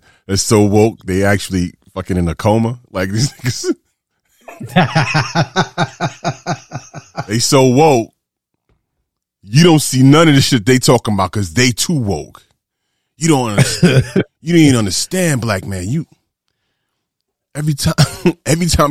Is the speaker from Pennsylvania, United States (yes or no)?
no; New York City, New York, United States; moved away as an adult; also born or lived in Atlanta / Pittsburgh / Tampa Bay / Chicago; Born and raised in New York City, but I spent time in Atlanta